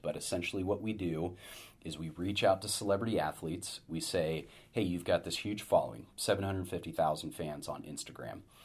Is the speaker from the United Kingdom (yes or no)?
no; Sacramento, California, United States; moved away as an adult; also born or lived in Los Angeles / San Francisco; having grown up in Sacramento